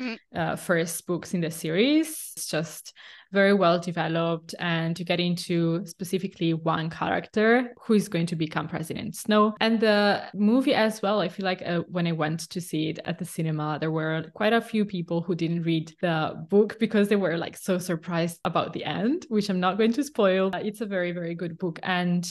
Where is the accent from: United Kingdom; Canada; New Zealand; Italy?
Italy; northeastern Italy; now in Milan, Italy; I grew up in the countryside in northeastern Italy, but now I live in Milan.